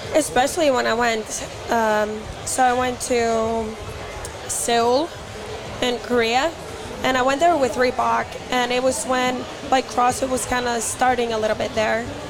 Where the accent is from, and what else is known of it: Iceland